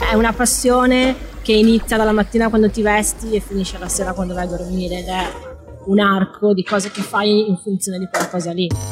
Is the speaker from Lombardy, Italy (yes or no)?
no; Padua, Veneto, Italy; di Padova, cioè non sono nata alle Hawaii, non sono nata in Sudafrica